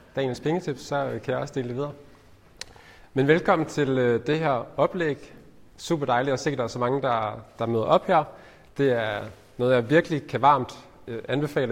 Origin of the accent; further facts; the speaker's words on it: Ullerslev, Southern Denmark, Denmark; also born or lived in Nyborg / Spain; Så sådan en helt øh, almindelig opvækst i en almindelig familie på, i, på Fyn, øh, i en, en lille by, der hedder Ullerslev